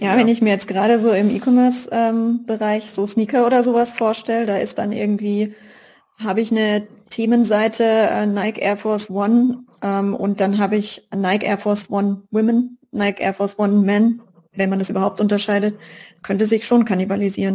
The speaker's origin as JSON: {"language": "German", "town": "Karlsruhe", "region": "Baden-Württemberg", "country": "Germany", "said": "als Karlsruher"}